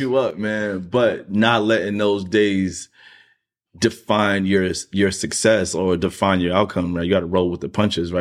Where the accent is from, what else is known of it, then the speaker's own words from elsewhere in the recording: New York City, New York, United States; I'm still from Queens